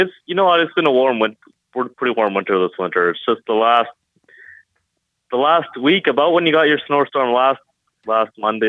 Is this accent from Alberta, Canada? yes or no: yes; Alberta, Canada; now in Toronto, Canada; I didn't grow up in Toronto. I grew up in Alberta